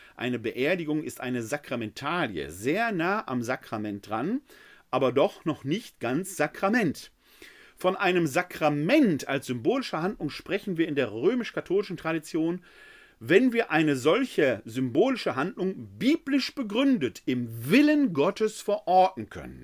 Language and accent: German; Essen, North Rhine-Westphalia, Germany; Ich komme gebürtig aus Essen